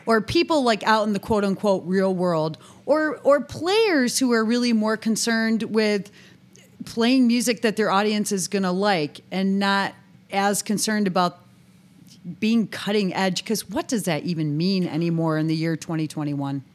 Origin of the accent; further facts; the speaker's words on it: near Buffalo, New York, United States; I'm born and raised near Buffalo, New York